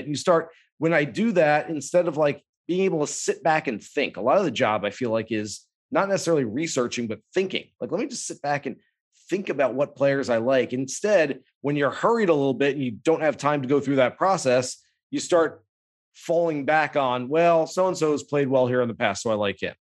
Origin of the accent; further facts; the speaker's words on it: California, United States; I grew up in California